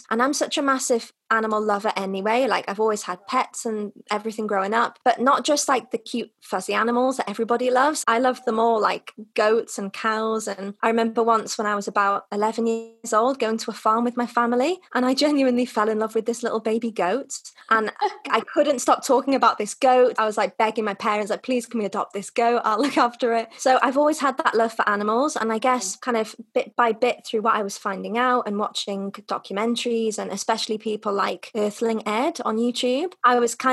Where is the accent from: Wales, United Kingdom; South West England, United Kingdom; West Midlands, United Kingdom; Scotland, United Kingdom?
Wales, United Kingdom; North; moved away as an adult; also born or lived in China / Russia; now in Madrid, Spain; I'm originally from North Wales, but I've spent what's well, about nine years now living abroad. I've lived in China, Russia, and now in Madrid